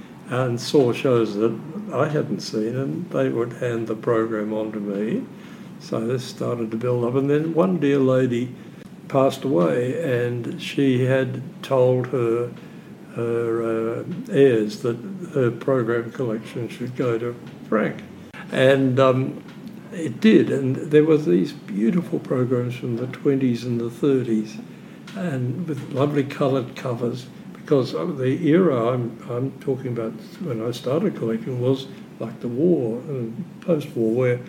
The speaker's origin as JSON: {"language": "English", "town": "Melbourne", "region": "Victoria", "country": "Australia", "tie": "born or raised there", "also_born_or_lived": "London", "said": "I was born in London. Right. And but I grew up in Melbourne."}